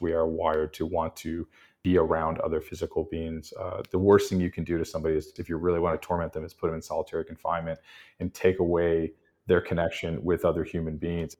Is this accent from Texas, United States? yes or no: yes; Texas, United States; now in New Orleans, United States; I grew up in Texas